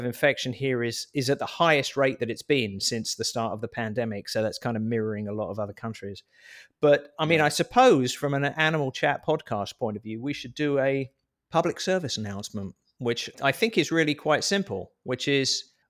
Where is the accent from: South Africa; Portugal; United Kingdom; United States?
Portugal